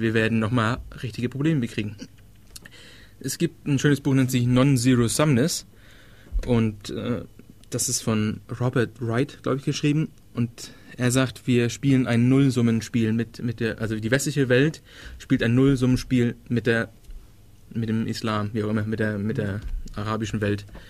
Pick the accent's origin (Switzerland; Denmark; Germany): Denmark